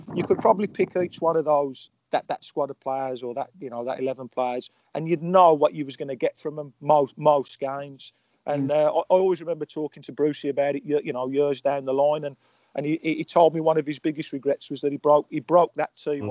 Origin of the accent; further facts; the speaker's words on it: Birmingham, West Midlands, United Kingdom; I'm from Erdington